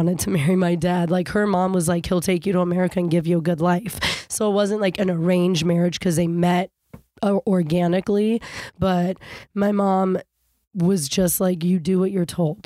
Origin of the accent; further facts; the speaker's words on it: Fairfax County, Virginia, United States; also born or lived in Kenya; I grew up in Fairfax County, Virginia. I was born in Africa, in Kenya